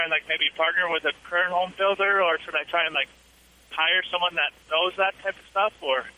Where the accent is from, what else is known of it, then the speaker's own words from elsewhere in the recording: Canada; moved away as an adult; now in Houston, United States; I'm originally from Canada, but I've been down here for about 5 years, and I come from a family of home builders